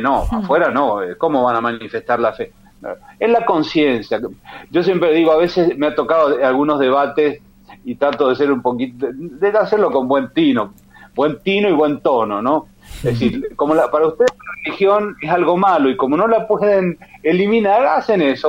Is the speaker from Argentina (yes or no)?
yes; Argentina; mi provincia natal